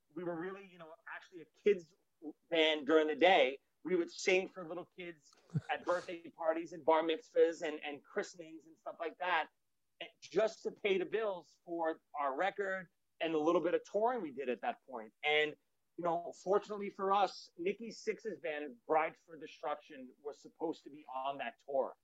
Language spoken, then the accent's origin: English; New York City, New York, United States; from Brooklyn